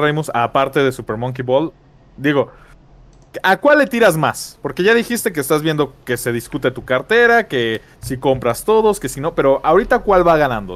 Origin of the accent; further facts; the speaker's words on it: Mexico; como mexicano